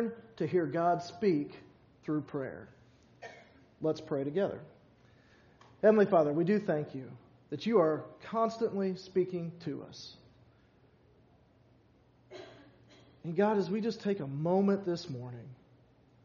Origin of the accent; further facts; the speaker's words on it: Louisville, Kentucky, United States; also born or lived in Glendale, Kentucky; growing up all my life in Louisville